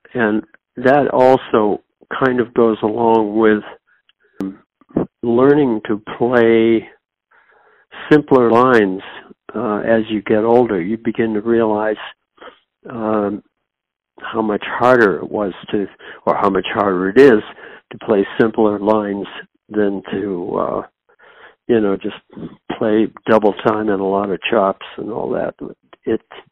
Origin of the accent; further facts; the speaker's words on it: Newton, Massachusetts, United States; I was raised in Waven, Massachusetts, which is part of Newton, about 10 miles outside of Boston